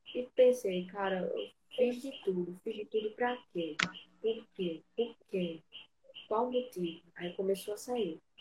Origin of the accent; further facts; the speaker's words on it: Maceió, Alagoas, Brazil; Eu sou de Maceió.